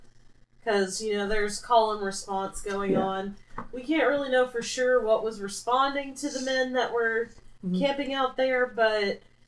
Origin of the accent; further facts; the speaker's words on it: Tennessee, United States; We are from Tennessee, and we are very into guns.